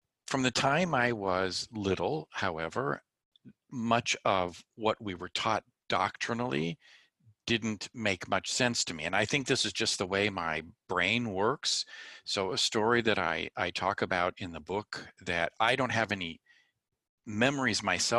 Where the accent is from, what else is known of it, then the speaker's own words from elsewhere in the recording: Glendora, California, United States; I grew up in Southern California in a small town called Glendora